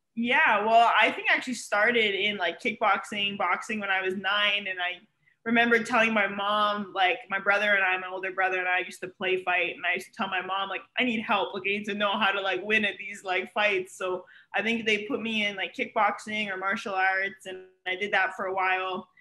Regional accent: Ontario, Canada; moved away as an adult; now in Miami, United States; I'm obviously Canadian. I'm from Ontario. I moved here to go to school

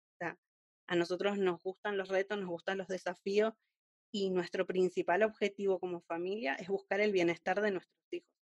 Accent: Argentina; moved away as an adult; now in Spain; soy una argentina viviendo en España desde hace cinco años

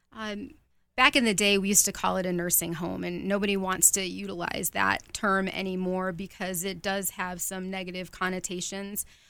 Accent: Rochester, New York, United States; moved away; also born or lived in Virginia; I am from Rochester, New York

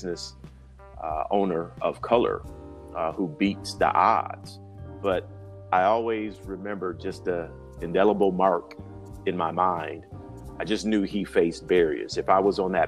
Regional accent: Grand Rapids, Michigan, United States; moved away as an adult; also born or lived in Washington, D.C.; Grand Rapids, Michigan, very entrepreneurial area, I knew in that young age that my hometown could be a more vibrant business community

